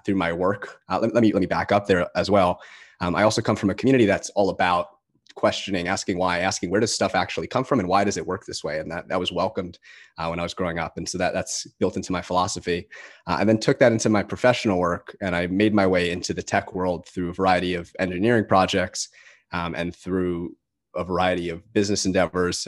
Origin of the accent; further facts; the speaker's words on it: New Jersey, United States; accent: Jersey; my Jersey accent